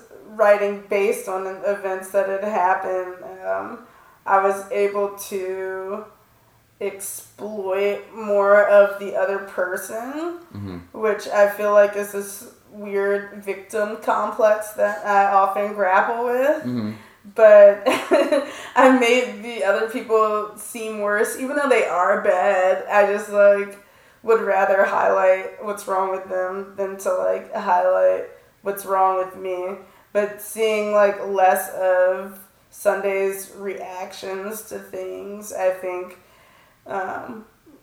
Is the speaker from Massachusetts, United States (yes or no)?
no; Washington, District of Columbia, United States; I'm from Washington, D.C.